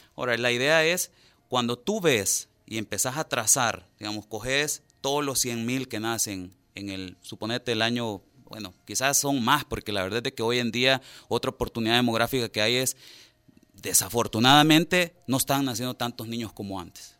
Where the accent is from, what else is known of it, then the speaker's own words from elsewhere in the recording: El Salvador; nosotros como sociedad salvadoreña